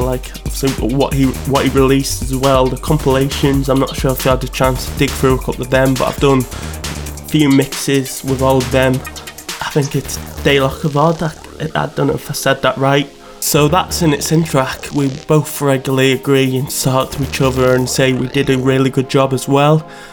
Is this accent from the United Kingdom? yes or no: yes; North Wales, United Kingdom; moved away as an adult; now in Leeds, United Kingdom; I live in Leeds. Um, I'm from North Wales originally, but I came here for university